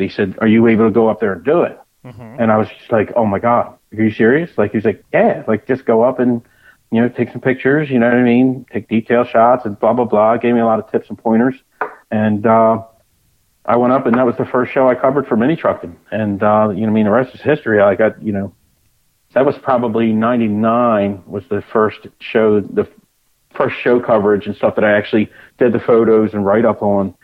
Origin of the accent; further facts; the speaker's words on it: Delaware, United States; I'm from Delaware. I've been been in Delaware my whole life.